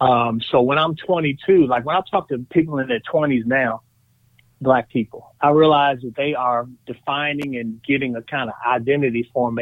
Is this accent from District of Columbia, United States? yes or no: yes; Washington, District of Columbia, United States; also born or lived in Prince George's County, Maryland; I am 53, and I was raised in the Washington, D.C. area, first in Southeast Washington, D.C., and then in Prince George's County, Maryland, which for years has been the home of the largest black middle class in America.